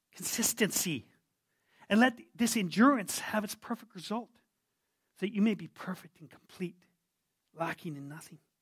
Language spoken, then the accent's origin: English; Yukon, Canada; I come from the Yukon. I was born there.